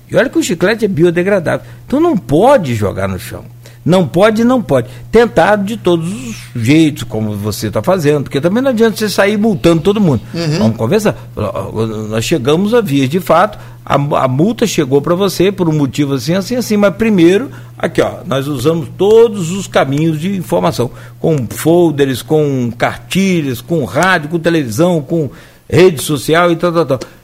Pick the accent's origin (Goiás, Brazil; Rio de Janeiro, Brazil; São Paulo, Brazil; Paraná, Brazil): Rio de Janeiro, Brazil; Italva; eu sou de Italva